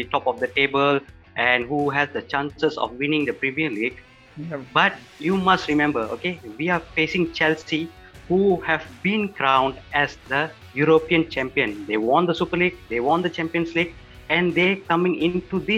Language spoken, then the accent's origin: English; Semenyih, Selangor, Malaysia; I'm from Semenye